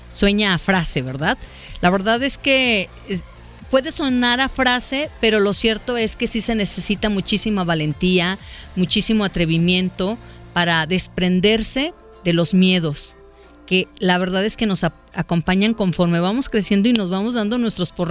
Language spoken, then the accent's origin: Spanish; Puebla, Mexico; now in Guadalajara, Mexico; Yo soy de Puebla y vivo aquí con mi esposo e hijos.